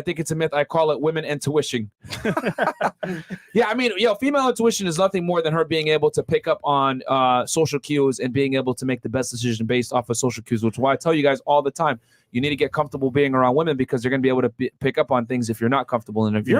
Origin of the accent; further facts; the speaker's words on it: Senegal; I'm from Senegal. West Africa, already married, second wife.